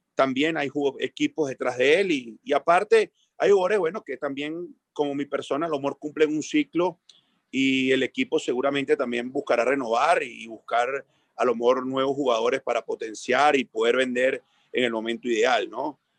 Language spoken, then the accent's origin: Spanish; Venezuela; moved away as an adult; uno como técnico venezolano